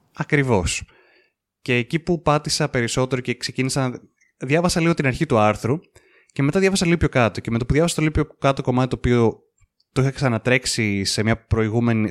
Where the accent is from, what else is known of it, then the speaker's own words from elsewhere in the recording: Greece; εμείς που είμαστε Έλληνες